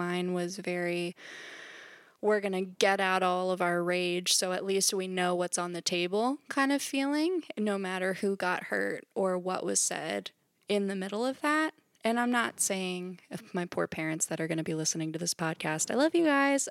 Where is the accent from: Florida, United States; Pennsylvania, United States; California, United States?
Pennsylvania, United States; Central; I am a Central P A native